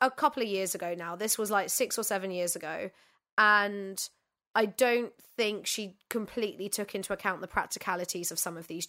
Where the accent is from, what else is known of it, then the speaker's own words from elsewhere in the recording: London, United Kingdom; And I'm from London.